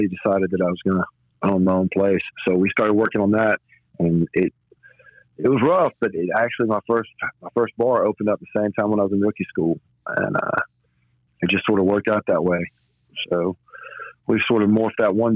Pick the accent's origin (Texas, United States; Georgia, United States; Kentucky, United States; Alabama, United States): Alabama, United States; Birmingham; born and raised in Birmingham, Alabama